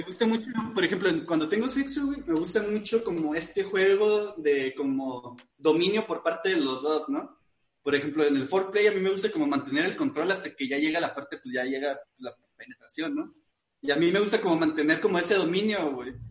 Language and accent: Spanish; northern Mexico, Mexico; como buen norteño